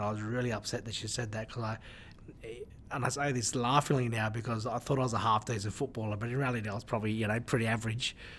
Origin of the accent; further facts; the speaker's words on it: Newcastle, New South Wales, Australia; when I grew up in Newcastle, in my country, we didn't have as uh, uh as big a uh, diverse community